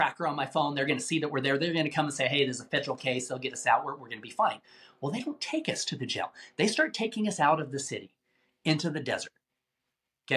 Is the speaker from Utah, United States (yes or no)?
yes; Salt Lake City, Utah, United States; I grew up in Salt Lake City, Utah